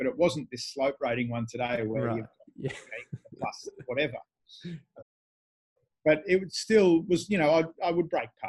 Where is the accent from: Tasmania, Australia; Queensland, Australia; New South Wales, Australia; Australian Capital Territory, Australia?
Australian Capital Territory, Australia; Canberra; moved away as an adult; also born or lived in Asia; now in Perth, Australia; I grew up in Canberra